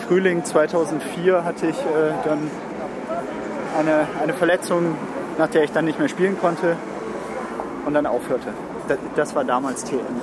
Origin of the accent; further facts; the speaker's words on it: Düsseldorf, North Rhine-Westphalia, Germany; ich bin in Düsseldorf groß geworden